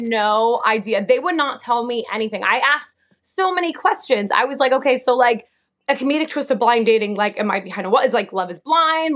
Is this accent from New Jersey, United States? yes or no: yes; New Jersey, United States; moved away as an adult; also born or lived in Delaware; now in Oregon, United States; I'm from Jersey, like born and raised